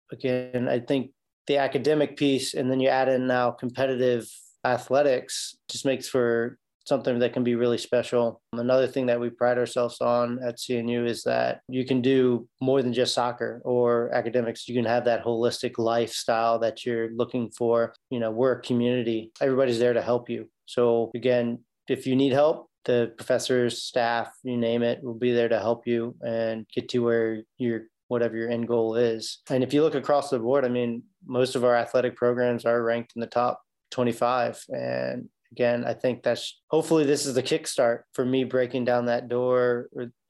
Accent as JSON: {"language": "English", "town": "Newport News", "region": "Virginia", "country": "United States", "tie": "born or raised there", "said": "I basically have lived my whole life in Newport News, Virginia. Went away for four years in college. I went to Methodist University down in Fayetteville, North Carolina, and then played there, played four years there, graduated with an accounting degree, came back to Newport News"}